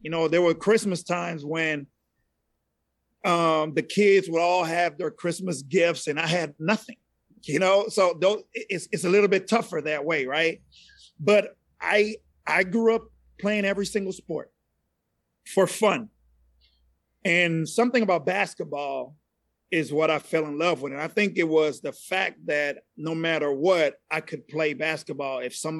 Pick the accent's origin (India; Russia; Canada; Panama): Panama; accent: Latin; first language Spanish; English is a second language; also born or lived in Panama City, Panama; now in Dallas, United States; So I'm originally from Central America. I'm from Panama originally. Still fluent in Spanish. That was my first language. Every now and then you can hear an accent come out. It is not a Dallas accent. It's a Latin accent, right?